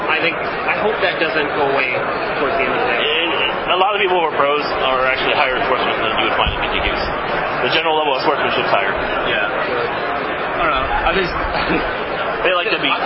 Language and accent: English; Colorado, United States; well, I'm from Colorado. No, But I go to school with them in Kansas.